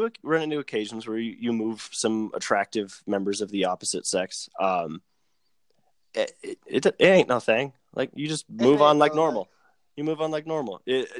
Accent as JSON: {"language": "English", "town": "Arvada", "region": "Colorado", "country": "United States", "tie": "born or raised there", "said": "I grew up in Arvada"}